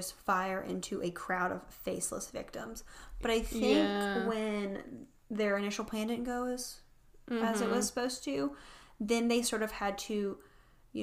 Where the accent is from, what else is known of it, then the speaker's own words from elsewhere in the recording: the South, United States; we are from the South